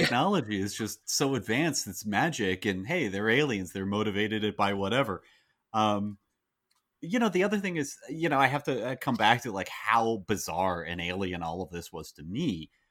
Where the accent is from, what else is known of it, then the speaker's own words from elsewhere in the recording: United States; as an American